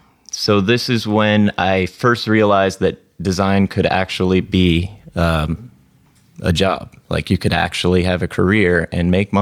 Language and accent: English; Florida, United States; moved away as an adult; now in San Francisco, United States; I'm from Florida.